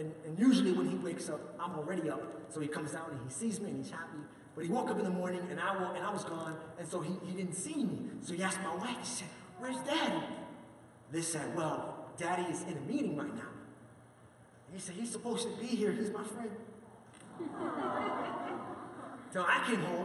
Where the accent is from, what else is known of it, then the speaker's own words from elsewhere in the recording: New York, United States; moved away; I grew up in New York